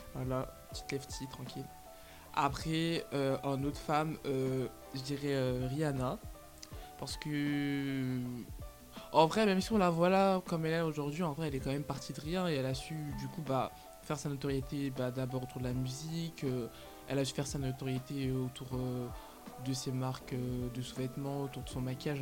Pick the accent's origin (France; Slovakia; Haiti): France; Lyon, Auvergne-Rhône-Alpes; je suis lyonnaise